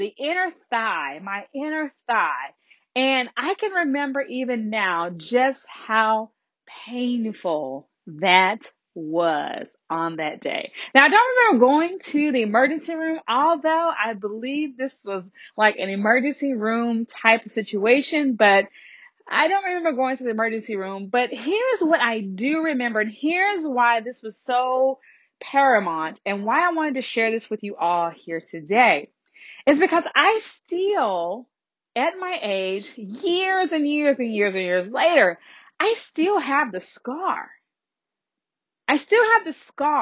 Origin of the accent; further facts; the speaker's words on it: the Deep South, United States; I was raised in the South, in the deep, deep South